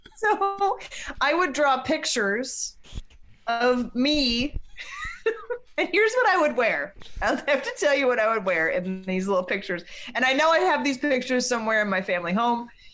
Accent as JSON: {"language": "English", "town": "Black Mountain", "region": "North Carolina", "country": "United States", "tie": "born or raised there", "said": "I grew up in Black Mountain, North Carolina"}